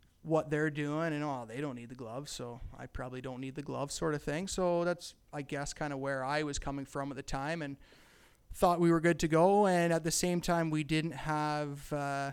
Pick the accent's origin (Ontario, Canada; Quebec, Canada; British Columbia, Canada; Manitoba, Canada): Ontario, Canada; Campbellford; I'm from Campbellford, Ontario. Born and raised